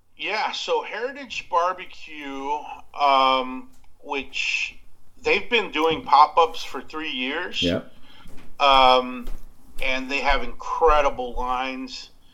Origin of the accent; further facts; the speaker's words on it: Abilene, Texas, United States; growing up in Texas, man, West Texas, you know, um, it was a small town of Abilene